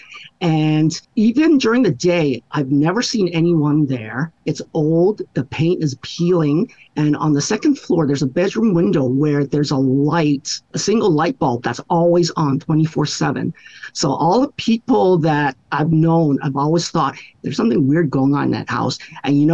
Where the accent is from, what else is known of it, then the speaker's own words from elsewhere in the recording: Hawaii, United States; I grew up here in Hawaii and we learn these stories and they're passed down through us